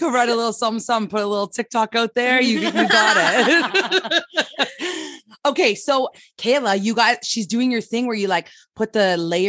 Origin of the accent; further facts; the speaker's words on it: Canada; accent: Canadian; my Canadian accent